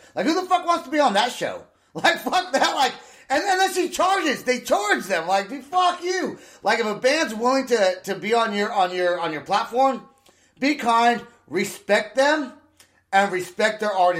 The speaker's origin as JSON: {"language": "English", "town": "Vacaville", "region": "California", "country": "United States", "tie": "born or raised there", "also_born_or_lived": "San Francisco", "said": "I was born in San Francisco, raised in a town called Vacaville, which is just like right near Vallejo."}